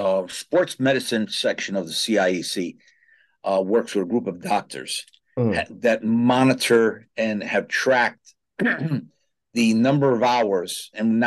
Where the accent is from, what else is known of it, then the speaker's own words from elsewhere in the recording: New Haven, Connecticut, United States; as a young man growing up in New Haven, my next door neighbor was a Red Sox guy.